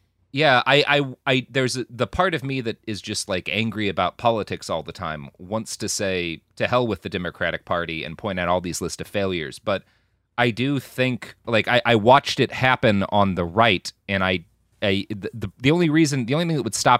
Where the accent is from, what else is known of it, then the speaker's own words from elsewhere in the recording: the South, United States; But I also had the experience of growing up in the South as the child of a very conservative family